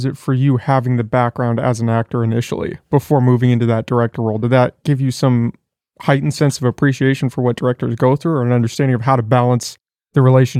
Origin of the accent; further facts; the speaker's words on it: New York, United States; Well, I mean, growing up in New York and going to see these Broadway plays from a young age is, it must have just been an incredible experience